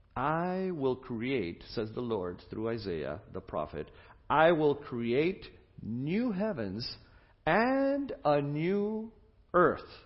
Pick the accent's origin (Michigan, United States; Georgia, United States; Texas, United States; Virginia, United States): Michigan, United States; I come from Michigan, and we are proud of Michigan